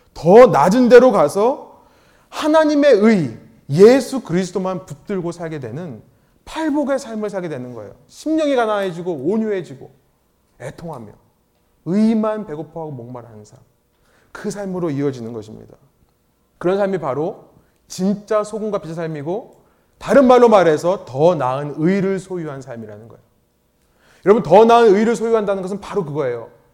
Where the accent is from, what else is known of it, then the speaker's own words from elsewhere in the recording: Seoul, South Korea; moved away as an adult; 저도 강남 출신인데